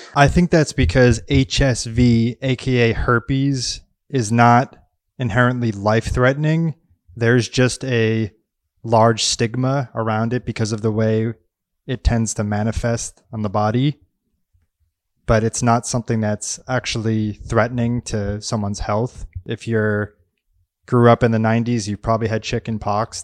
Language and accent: English; Massachusetts, United States; moved away as an adult; now in Los Angeles, United States; my hometown area in Massachusetts